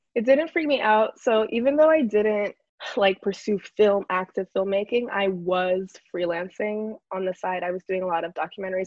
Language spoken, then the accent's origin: English; New York City, New York, United States; also born or lived in Connecticut; i went through like a lot of identity issues growing up because we're from the Bronx